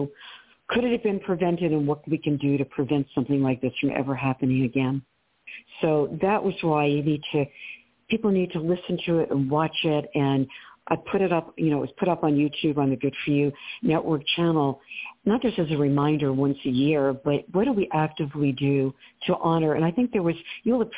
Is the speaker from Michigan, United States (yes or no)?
no; New York area, United States; I'm from the New York area